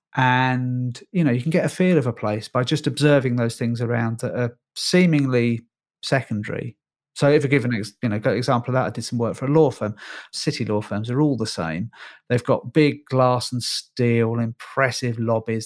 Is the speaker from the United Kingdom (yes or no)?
yes; Northern Ireland, United Kingdom; moved away; I'm Irish by birth. I was born in Northern Ireland.